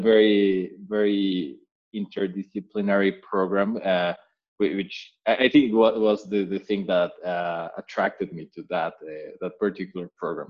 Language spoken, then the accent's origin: English; Mexico; I am Mexican. I grew up in Mexico uh, all the way through through college